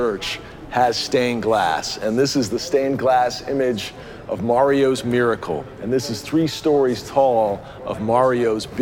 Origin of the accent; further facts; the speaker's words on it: Topeka, Kansas, United States; I grew up in Topeka, Kansas